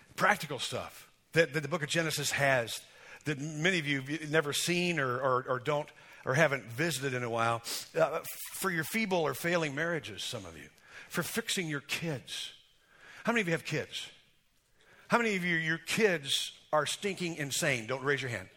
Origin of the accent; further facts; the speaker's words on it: United States; I'm an American, I believe in God.